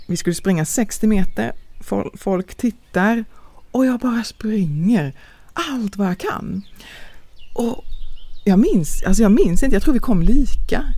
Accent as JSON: {"language": "Swedish", "town": "Långås", "region": "Halland County", "country": "Sweden", "tie": "born or raised there", "said": "jag är född i Sverige eh, utanför Falkenberg, utanför Långås"}